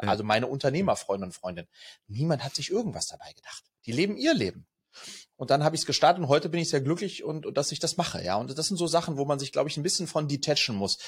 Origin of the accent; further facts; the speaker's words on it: Sweden; also born or lived in France; now in Germany; ich bin in Schweden geboren, Skandinavien kenne ich also gut